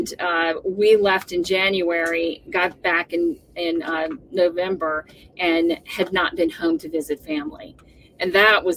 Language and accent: English; the South, United States; I'm here from the South